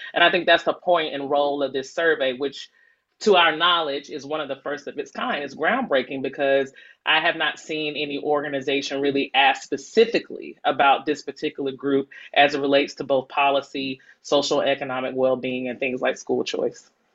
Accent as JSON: {"language": "English", "town": "Decatur", "region": "Georgia", "country": "United States", "tie": "born or raised there", "said": "I'm born and raised in Decatur"}